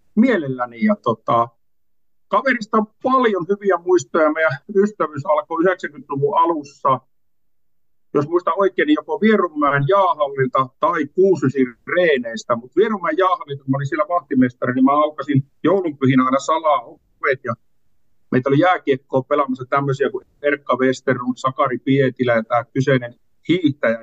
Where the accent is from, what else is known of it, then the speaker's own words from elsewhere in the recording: Kuopio, North Savo, Finland; mä Kuopiosta kotoisin